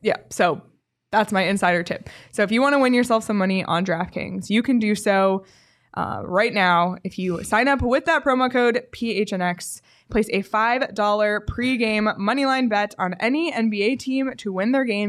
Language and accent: English; Canada; a Canadian